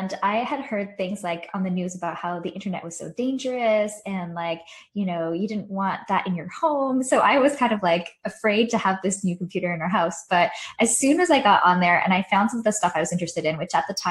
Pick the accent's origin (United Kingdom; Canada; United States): Canada; Quebec; I grew up in a really small town in French-speaking Canada in Quebec